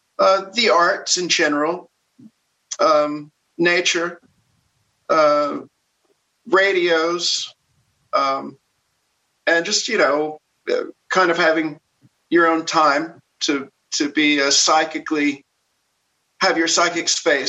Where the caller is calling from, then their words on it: Burbank, California, United States; I'm in beautiful Burbank, California.